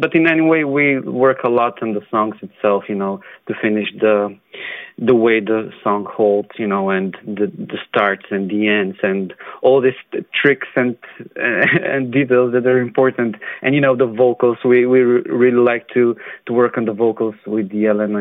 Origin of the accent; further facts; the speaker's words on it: North Macedonia; I come from Macedonia